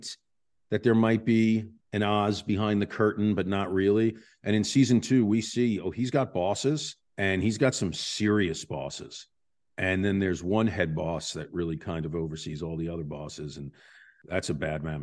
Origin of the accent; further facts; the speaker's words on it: New York, United States; I'm from New York.